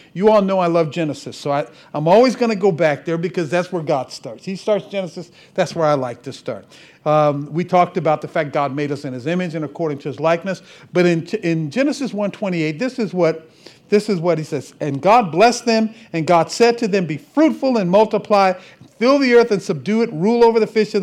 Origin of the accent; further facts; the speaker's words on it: Cleveland, Ohio, United States; moved away; I'm originally from Cleveland, left here. Back in 1976